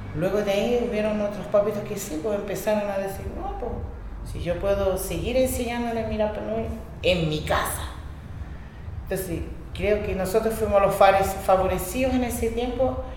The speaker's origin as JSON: {"language": "Spanish", "area": "Rapa Nui", "region": "Valparaíso", "country": "Chile", "first_language": "Spanish", "said": "Todas las familias Rapanui somos el pilar fundamental para mantener este idioma"}